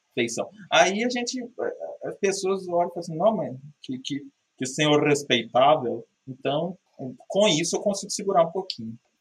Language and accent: Portuguese; Minas Gerais, Brazil